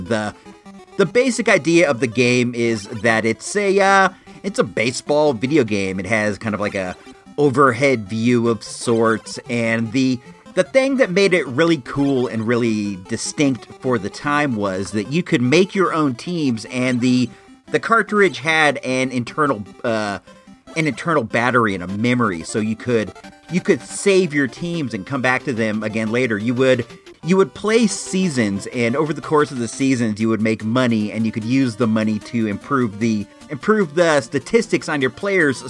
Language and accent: English; Illinois, United States; I hail from Illinois